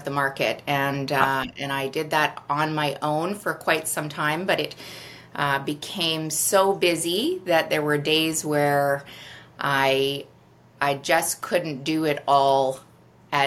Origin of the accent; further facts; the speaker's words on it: Toronto, Ontario, Canada; also born or lived in Vancouver Island; now in Vancouver, Canada; I'm originally from Toronto, and I started selling real estate actually on Vancouver Island